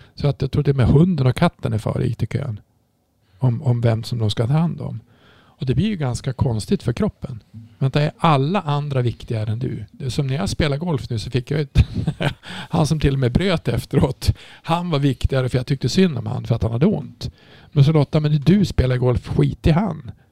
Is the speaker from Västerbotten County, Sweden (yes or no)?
yes; Umeå, Västerbotten County, Sweden; jag kommer från Umeå